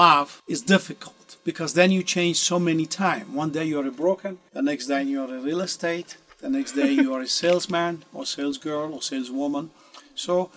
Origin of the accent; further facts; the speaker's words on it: Italy; moved away; I was born in Italy. And I started at a younger age back in my home country in Italy